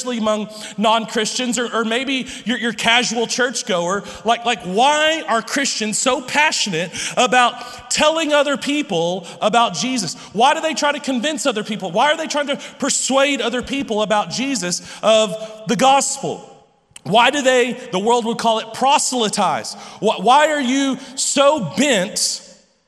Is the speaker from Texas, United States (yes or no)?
yes; Lubbock, Texas, United States; I'm from Lubbock